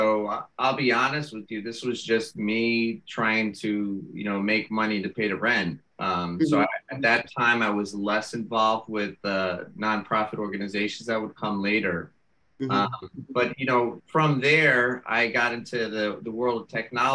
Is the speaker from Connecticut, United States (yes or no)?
yes; West Haven, Connecticut, United States; also born or lived in India; I grew up in West Haven in the Knox Street neighborhood there